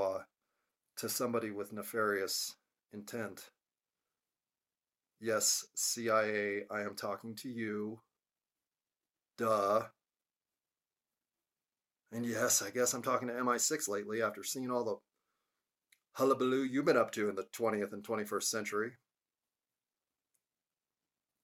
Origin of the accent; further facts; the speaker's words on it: United States; as an American